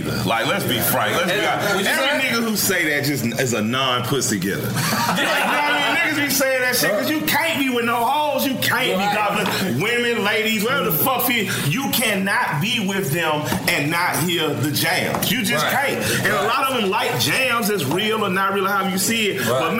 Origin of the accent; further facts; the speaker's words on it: Atlanta, Georgia, United States; I grew up in Atlanta